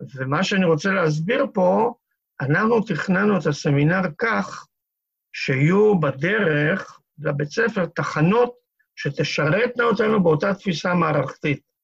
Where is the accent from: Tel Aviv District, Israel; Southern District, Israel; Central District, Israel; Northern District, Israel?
Northern District, Israel; Kiryat Tivon; שזה חלק מטבעון של היום. שם נולדתי וגדלתי